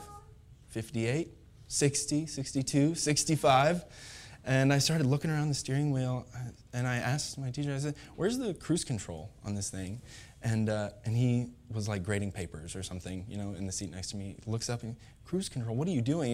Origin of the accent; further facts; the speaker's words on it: Pontiac, Illinois, United States; I grew up in Pontiac, Illinois